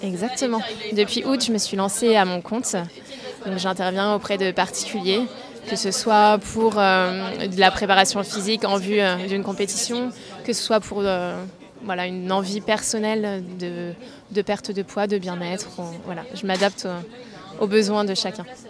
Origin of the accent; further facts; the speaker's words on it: Nantes, Pays de la Loire, France; je suis née à Nantes et je n'ai jamais quitté cette ville